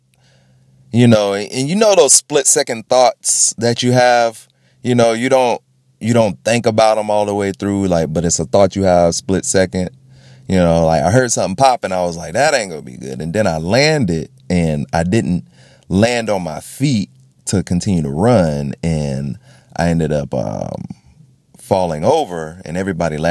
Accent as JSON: {"language": "English", "region": "Florida", "country": "United States", "tie": "born or raised there", "said": "I grew up in Florida."}